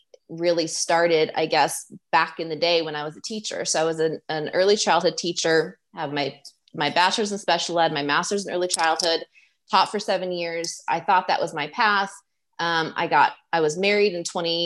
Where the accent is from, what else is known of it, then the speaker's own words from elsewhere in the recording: Midwest, United States; also born or lived in Chicago; I lived in Chicago for 5 years. I grew up in the Midwest.